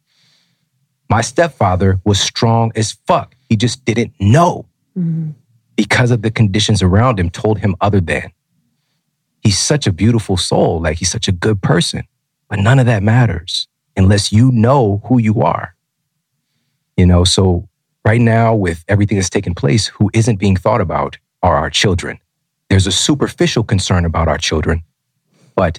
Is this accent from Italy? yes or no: no; Ferguson, Missouri, United States; also born or lived in Florissant, Missouri / St. Louis, Missouri; I'm from Ferguson. Most of my years on this planet, I lived in Ferguson and Florissant, Missouri